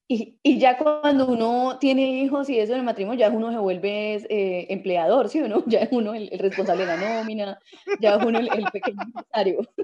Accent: Colombia; yo soy colombiana

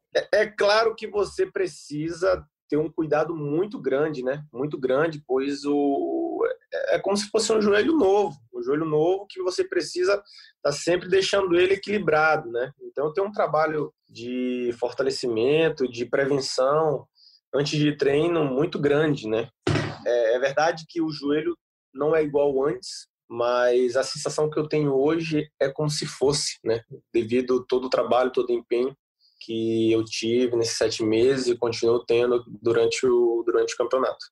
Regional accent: Brazil; moved away as an adult; now in Bordeaux, France; eu sou brasileiro, cultura diferente, começo difícil, adaptação, mas hoje eu já estou quatro anos aqui

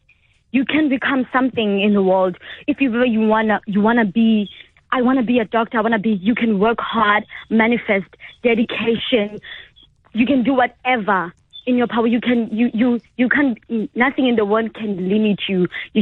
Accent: Free State, South Africa; I'm from Free State

